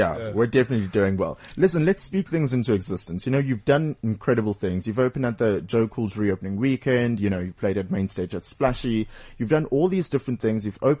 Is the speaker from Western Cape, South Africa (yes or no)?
no; Durban, KwaZulu-Natal, South Africa; I'm from Durban too.